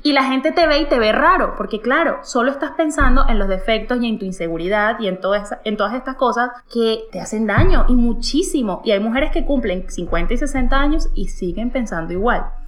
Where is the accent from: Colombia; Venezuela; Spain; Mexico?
Venezuela; moved away; yo en mi país, Venezuela